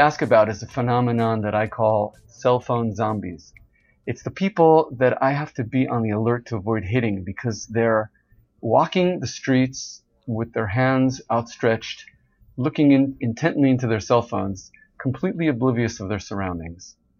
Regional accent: Kfar Saba, Central District, Israel; I'm from Israel, a town called Kfar Saba

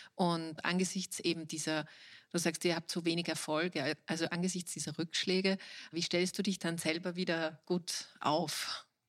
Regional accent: Austria

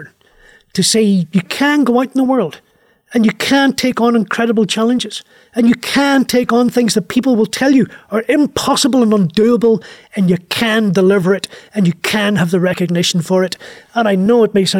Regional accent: Derry, Northern Ireland, United Kingdom; moved away; childhood and growing up in Northern Ireland

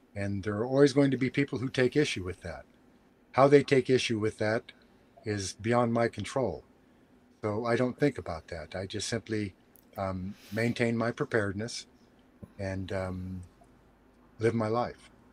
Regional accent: United States; I'm an American and proud of it

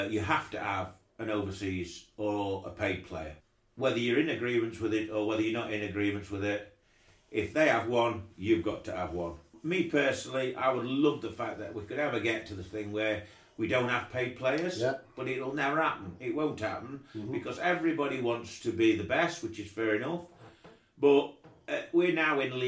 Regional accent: South Wingfield, East Midlands, United Kingdom; I'm a South Wingfield lad.

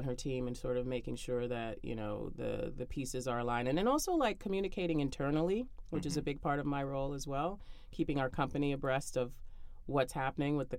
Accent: New York City, New York, United States; I grew up in Brooklyn

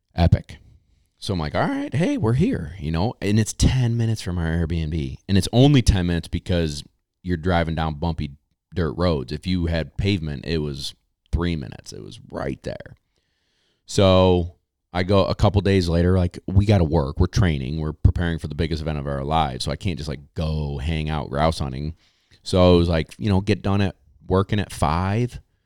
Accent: New York, United States; I'm a Yankee from New York.

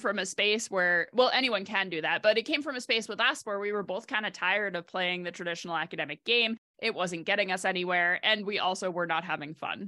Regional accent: New York, United States; grew up in New York on the eastern side of the state

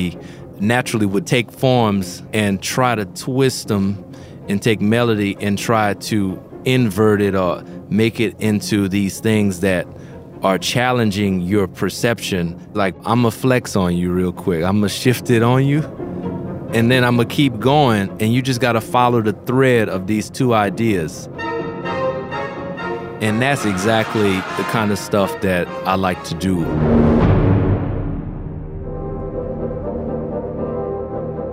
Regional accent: New Orleans, Louisiana, United States; growing up in New Orleans

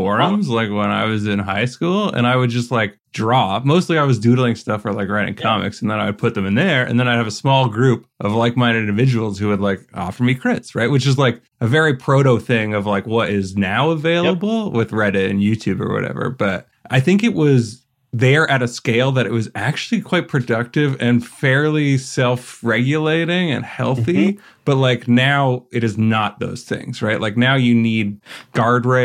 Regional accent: Canada; I'm from Canada. I'm Canadian

